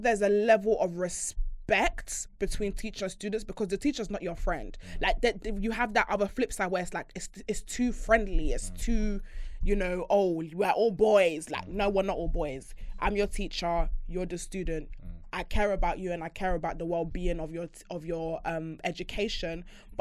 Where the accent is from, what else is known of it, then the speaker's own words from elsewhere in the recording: Bedford, East of England, United Kingdom; I never had a teacher that spoke like that because I'm coming from Bedford